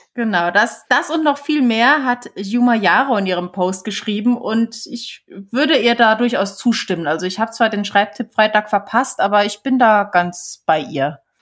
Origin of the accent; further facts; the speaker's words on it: Saarland, Germany; hier bei uns im Saarland gibt's Radio Salü.